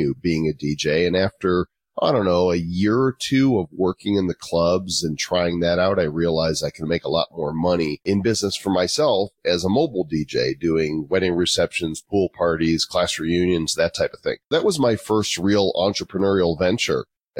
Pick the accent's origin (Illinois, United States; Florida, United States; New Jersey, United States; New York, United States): Illinois, United States; Northbrook; moved away as an adult; also born or lived in Texas / Oklahoma; now in Northern Colorado, United States; I'm actually from Chicago suburbs, Northbrook, Illinois, which is where The Breakfast Club and Ferris Bueller's Day Off, John Hughes, went to my high school